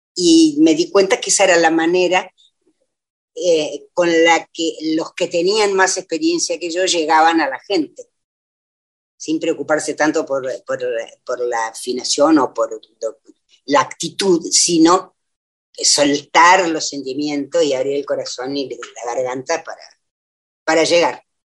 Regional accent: La Pampa, Argentina; moved away as an adult; now in Buenos Aires, Argentina; yo me formé en La Pampa y por, por, lo tanto soy pampeana.

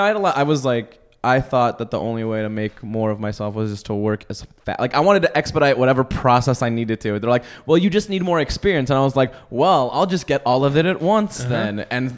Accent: Los Angeles, California, United States; But I grew up in like Northridge, Porter Ranch.

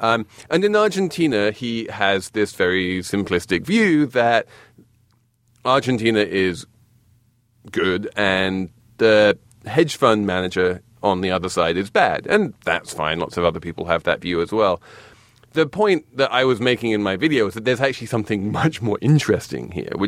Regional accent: England, United Kingdom

